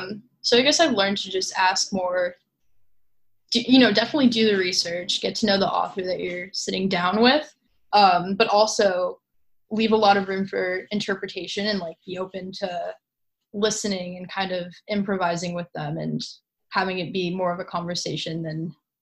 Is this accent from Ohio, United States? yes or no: no; California, United States; I've gotten a lot closer to my identity as Californian since going to college.